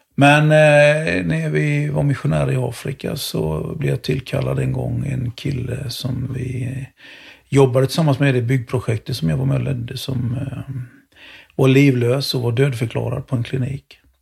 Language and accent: Swedish; Jönköping, Jönköping County, Sweden; moved away; Jag körde sopor några sommar när jag bodde jag växte upp i Jönköping